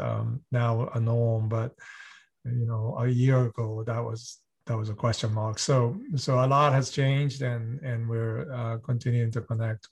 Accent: Boston, Massachusetts, United States; also born or lived in Kamakura, Japan; So I grew up both in US and Japan. I was born in Boston, but spent considerable amount of time of my childhood in Kamakura, Japan, which is a beautiful historic town.

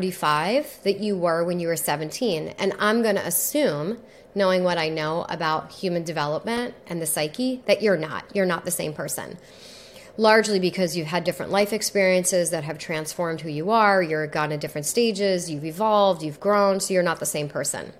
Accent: New York, United States; I'm also from New York

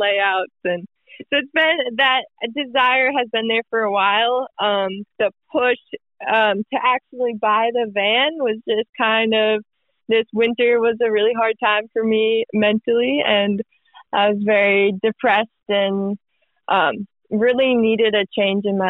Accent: Minnesota, United States; moved away as an adult; also born or lived in Utah; I'm from Minnesota. I went to Utah for college

